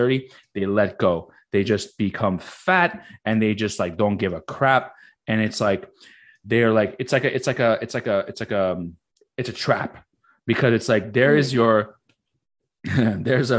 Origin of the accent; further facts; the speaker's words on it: Morocco; moved away; I'm very, very proud to be Moroccan. I'm fucking, I was born in Morocco.